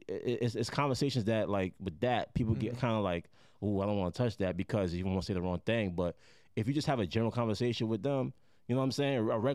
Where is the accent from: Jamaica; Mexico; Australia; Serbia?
Jamaica; I'm Jamaican.